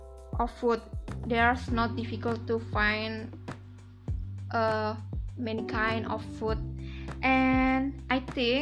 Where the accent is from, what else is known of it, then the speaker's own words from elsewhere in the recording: Pemalang, Central Java, Indonesia; English is a second language; You must try this food when you visit my hometown in Pemalang. By the way, I'm villager. I'm comfortable live in the village.